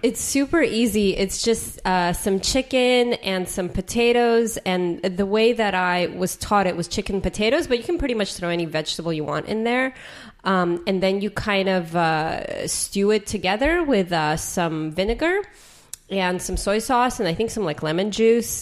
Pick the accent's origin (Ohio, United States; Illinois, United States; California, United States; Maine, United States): California, United States; San Jose; I grew up in San Jose where there was like a pho shop every five feet